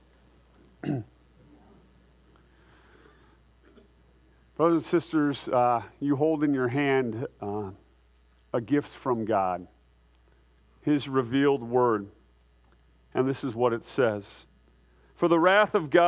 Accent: United States; I'm an American

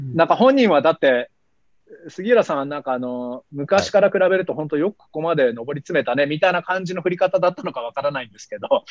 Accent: Canada; 同じカナダ人としては

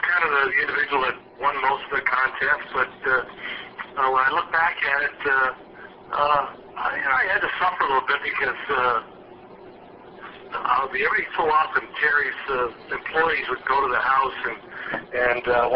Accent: Ontario, Canada; moved away as an adult; I was raised in Ontario, went to all the schools that were available to me

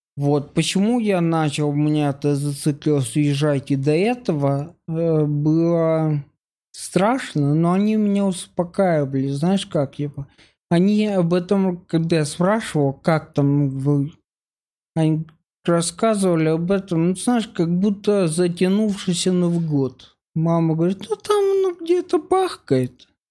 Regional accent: Mykolaiv, Mykolaiv Oblast, Ukraine; moved away as an adult; now in Moscow, Russia; я из Украины, я последние шесть лет живу в России

